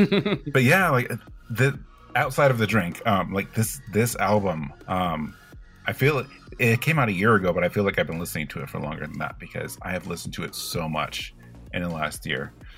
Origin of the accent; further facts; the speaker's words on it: California, United States; moved away as an adult; also born or lived in Colorado; now in East Coast, United States; I grew up in California and until 2019 lived in California, and cider over there is just not a thing where it is in some other places. Like in you know, I discovered it more so in Colorado, but you know, now that I live on the East Coast